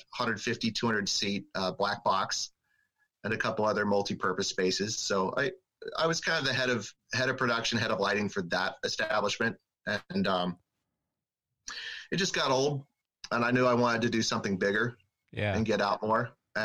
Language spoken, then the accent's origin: English; Little Rock, Arkansas, United States; moved away as an adult; now in Seattle, United States; I grew up in Little Rock, Arkansas